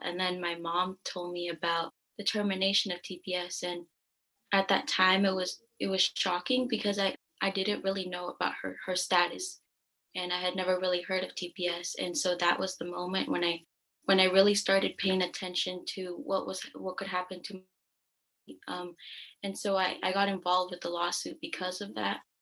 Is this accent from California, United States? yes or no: yes; San Francisco, California, United States; I'm from San Francisco, California. Um, I've lived in the Bay Area my entire life